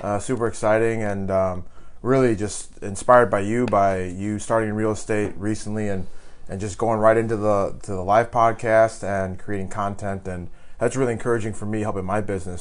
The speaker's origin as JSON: {"language": "English", "region": "Illinois", "country": "United States", "moved": "yes", "said": "I'm I'm from Illinois originally."}